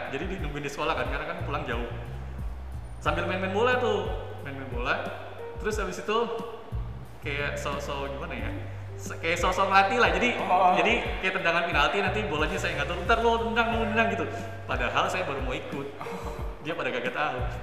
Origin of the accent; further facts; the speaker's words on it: Jakarta, Indonesia; SD-nya tuh di kalau kamu tahu di Jakarta Selatan ada namanya Petukangan Selatan